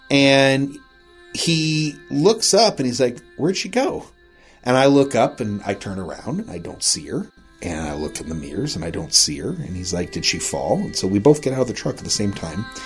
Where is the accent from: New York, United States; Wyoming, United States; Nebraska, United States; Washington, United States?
Wyoming, United States; Rawlins; Oh, we're, you know, out here fishing, we're from Rawlins